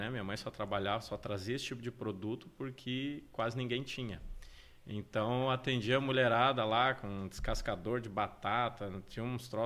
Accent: Porto Alegre, Rio Grande do Sul, Brazil; moved away as an adult; now in Jaraguá do Sul, Brazil; nasci então em Porto Alegre, morei lá até meus 27. Teve um período aí que eu morei no litoral do Rio Grande do Sul, foi muito bacana. Morei quatro anos lá, voltei para Porto Alegre

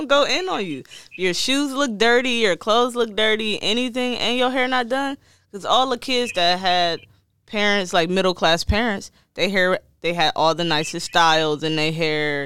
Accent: Detroit, Michigan, United States; I'm from Detroit

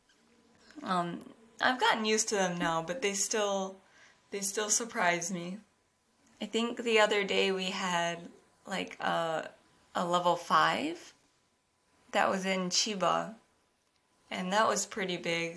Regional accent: United States; now in Japan; I'm an American living in Japan

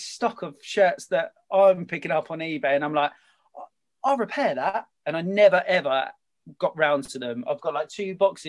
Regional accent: Kent, South East England, United Kingdom; I'm from Kent, born and bred.

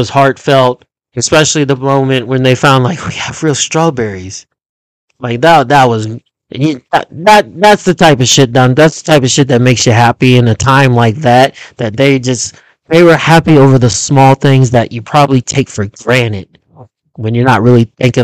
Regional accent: Kansas City, Missouri, United States; I'm from Kansas City

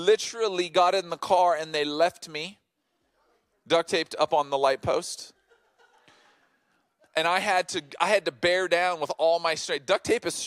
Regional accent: Oceanside, California, United States; I grew up in Oceanside

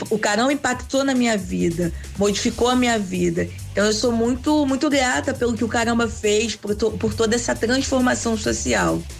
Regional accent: Nova Friburgo, Rio de Janeiro, Brazil; now in São Gonçalo, Brazil; Eu sou lá da região serrana do Rio. Eu sou de Nova Friburgo.

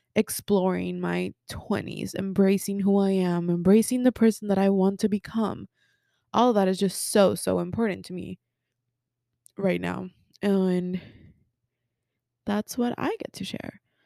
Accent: Mexico; first language Spanish; English is a second language; moved away; also born or lived in Texas; I was born in Texas, but I was raised in Mexico. My first language is Spanish

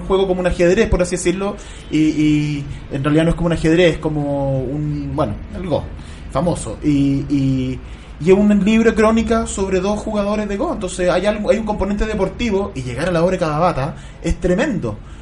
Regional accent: Chile; Nosotros acá en Chile

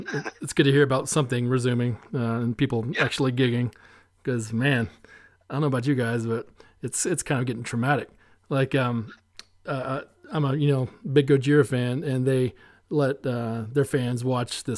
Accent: Asheville, North Carolina, United States; also born or lived in Boone; I'm from Asheville. Yeah, I grew up here

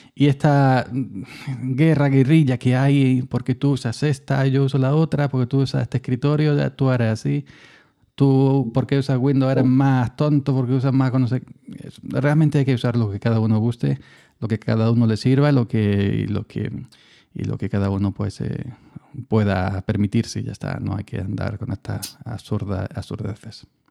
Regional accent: Andalusia, Spain; yo que soy andaluz

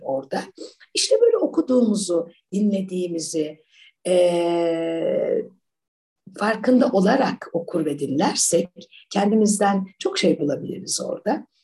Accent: Ankara, Turkey; also born or lived in United Kingdom / United States; Ben e, Ankara'da okudum hep çocukluğum. Her şey Ankara'da geçti. Ben Ankaralıyım.

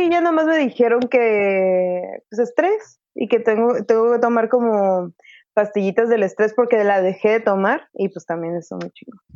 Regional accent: Mexico; son mexicanos, somos mexicanos

